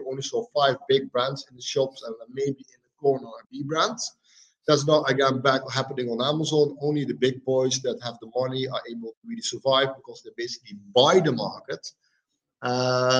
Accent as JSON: {"language": "English", "country": "Netherlands", "also_born_or_lived": "Tuscany, Italy", "said": "I'm from the Netherlands, making this call from Italy"}